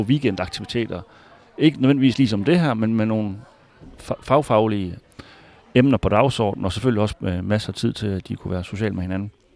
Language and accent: Danish; Hvide Sande, Central Denmark Region, Denmark; also born or lived in Harboøre; now in Fredericia, Denmark; helt oprindeligt så er jeg fra Harboøre, ja, og har vokset op i Hvide Sande, en lille by øh, lidt syd for Harboøre